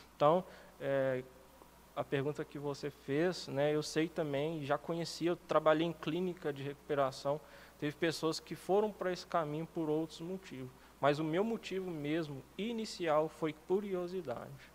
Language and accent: Portuguese; Lagoa Santa, Minas Gerais, Brazil; also born or lived in Vespasiano; sou morador de Lagoa Santa desde que eu me entendo por gente. Na verdade, eu morava em Vespasiano, vim para cá com um ano de idade